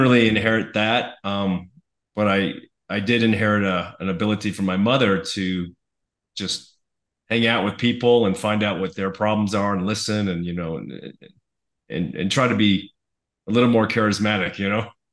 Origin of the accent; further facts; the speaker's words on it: Los Angeles, California, United States; I was born in Los Angeles, uh, California, to uh, immigrant parents